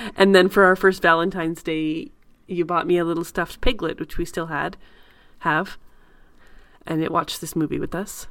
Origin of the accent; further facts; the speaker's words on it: Canada; I'm very Canadian.